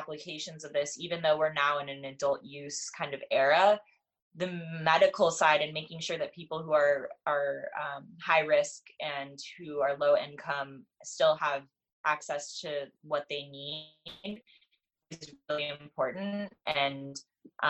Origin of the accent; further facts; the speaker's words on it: Los Angeles, California, United States; I grew up in California and in Los Angeles, where people are pretty liberal around cannabis